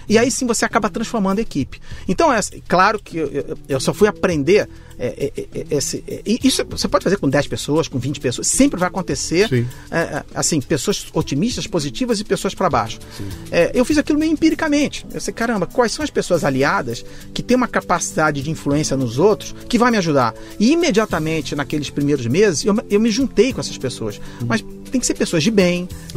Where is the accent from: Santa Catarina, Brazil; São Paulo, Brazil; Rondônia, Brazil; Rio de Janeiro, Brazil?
Rio de Janeiro, Brazil; moved away as an adult; also born or lived in Manaus / New York